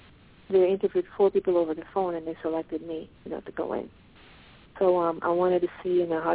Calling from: Pennsylvania, United States; I'm calling from Pennsylvania.

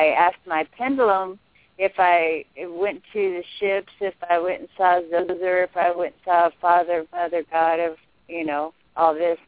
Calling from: Golden, Missouri, United States; I'm from Golden, Missouri.

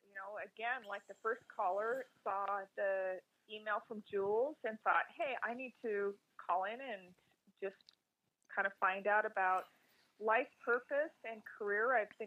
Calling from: Billings, Montana, United States; I'm calling from Billings, Montana. How are you?

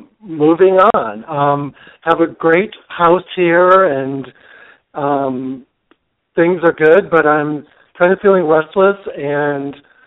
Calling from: Palm Springs, California, United States; I'm calling from Palm Springs, California.

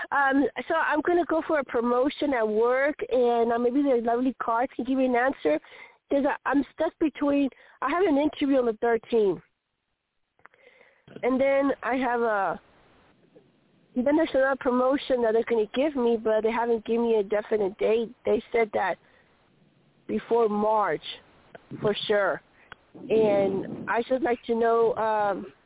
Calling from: Colorado, United States; Um, Church

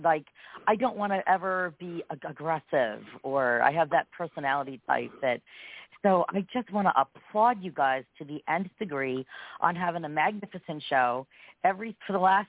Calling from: Pennsylvania, United States; I am from Pennsylvania.

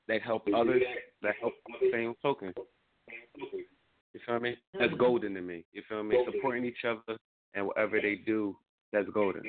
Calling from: Philadelphia, Pennsylvania, United States; also born or lived in Atlanta, Georgia; I'm calling from Philly

